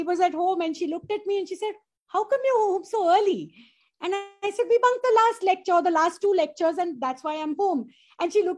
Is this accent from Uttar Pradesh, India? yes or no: no; Mumbai, Maharashtra, India; I'm a Bombayite too.